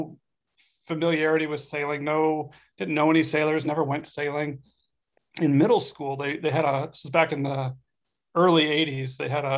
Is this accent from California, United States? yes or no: yes; Southern California, United States; moved away as an adult; also born or lived in Washington, D.C.; now in Arizona, United States; I grew up in Southern California.